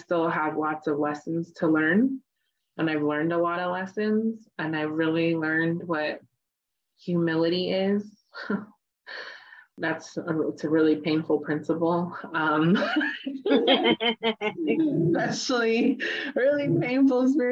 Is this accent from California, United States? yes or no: yes; Oakland, California, United States; I grew up off the reservation. I grew up in the Bay Area. It's like Oakland, California. And I still live here